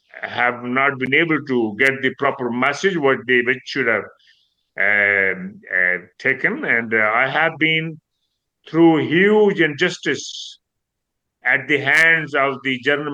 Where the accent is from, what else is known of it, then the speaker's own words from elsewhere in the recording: United Kingdom; Being a British, and my children were born here, I'm local, but still I'm considered I'm not from within the community.